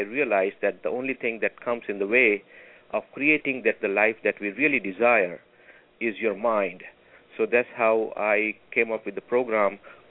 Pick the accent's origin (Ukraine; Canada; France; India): India; English is a second language; moved away as an adult; also born or lived in Alaska / Oregon / California; now in Los Angeles, United States; I am originally from India. I have lived in the United States for the last 30 years.